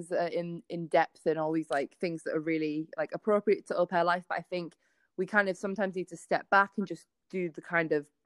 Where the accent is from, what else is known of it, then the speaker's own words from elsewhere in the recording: United Kingdom; accent: British; moved away as an adult; now in United States; I feel like I have a massive sign above my head being like, I am British